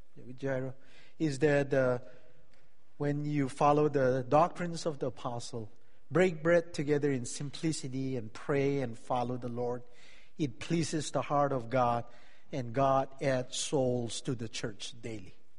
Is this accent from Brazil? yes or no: yes; Brazil; English is a second language; moved away as an adult; now in Santa Clara, United States; my English is not so good, and I'm just came from Brazil